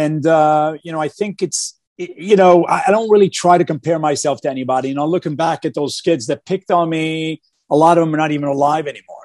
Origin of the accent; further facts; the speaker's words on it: Newark, New Jersey, United States; growing up in Newark, New Jersey, in a one bedroom apartment with my family of five.